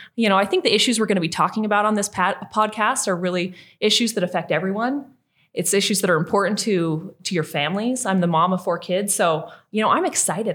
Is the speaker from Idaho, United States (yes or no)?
yes; southeastern Idaho, United States; I was born and raised in Idaho